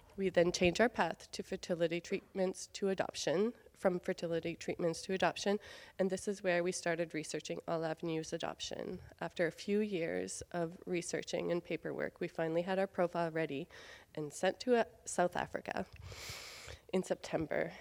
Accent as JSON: {"language": "English", "town": "Beresford", "region": "New Brunswick", "country": "Canada", "tie": "born or raised there", "moved": "yes", "said": "I grew up in Beresford, New Brunswick, just three hours north of here"}